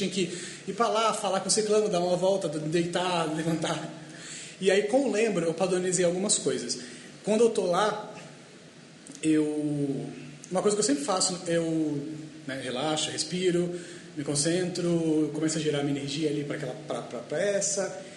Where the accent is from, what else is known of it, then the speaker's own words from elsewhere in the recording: Espírito Santo, Brazil; moved away; Eu sou do Espírito Santo, é um lugar bem, bem pequeno.